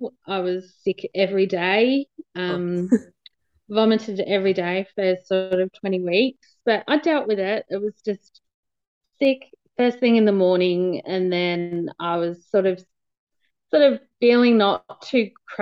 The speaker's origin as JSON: {"language": "English", "town": "Ballarat", "region": "Victoria", "country": "Australia", "tie": "born or raised there", "said": "I'm from Ballarat"}